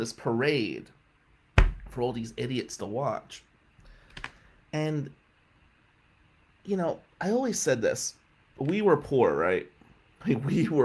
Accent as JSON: {"language": "English", "town": "Atlantic City", "region": "New Jersey", "country": "United States", "tie": "born or raised there", "said": "we were Italians from Atlantic City."}